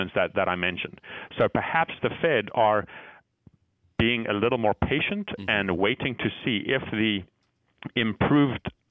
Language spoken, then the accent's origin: English; Zimbabwe; moved away; I was born and brought up in Zimbabwe